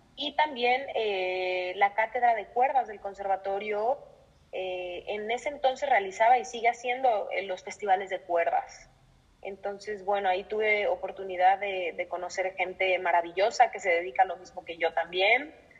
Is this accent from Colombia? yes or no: no; Mexico; moved away as an adult; now in Madrid, Spain; soy violinista, soy mexicana y actualmente me encuentro en Madrid, en España